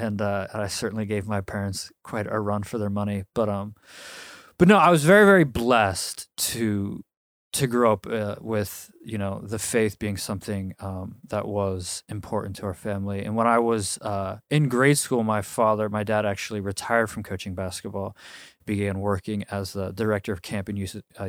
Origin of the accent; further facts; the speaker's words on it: Milwaukee, Wisconsin, United States; born there; So, I was born, August 13th, 1987, in Milwaukee, Wisconsin.